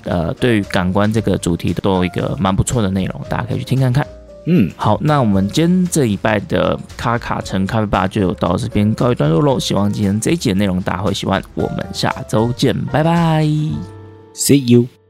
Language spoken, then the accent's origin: Chinese; southern Taiwan, Taiwan; now in Taipei, Taiwan; 因为我是南部人来台北嘛